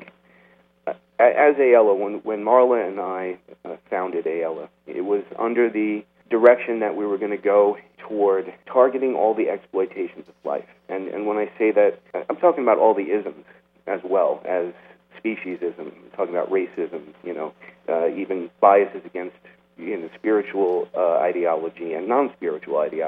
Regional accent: not far from New York City, New Jersey, United States; I actually grew up not far from New York City in New Jersey, just across the river

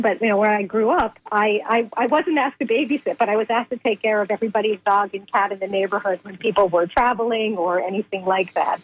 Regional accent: Boston, Massachusetts, United States; I grew up in in New England, Boston mm. area

